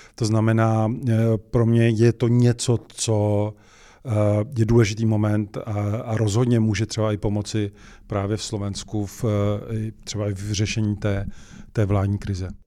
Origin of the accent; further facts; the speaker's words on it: Czechia; My jsme měli Češi, jako Češi